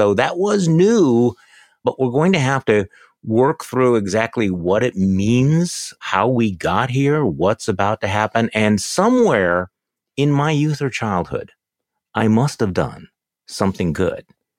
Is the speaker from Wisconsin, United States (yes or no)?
yes; Wisconsin, United States; born or raised there